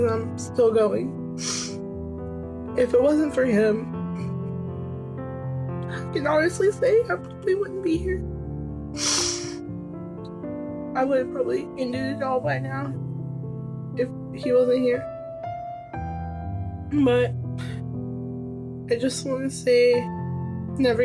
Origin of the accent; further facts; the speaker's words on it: Denton, Texas, United States; I'm from Denton, Texas